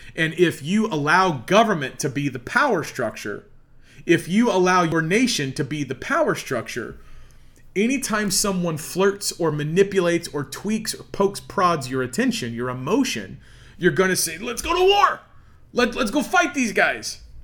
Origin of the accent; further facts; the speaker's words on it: Midwest, United States; I'm an American here in the heartland.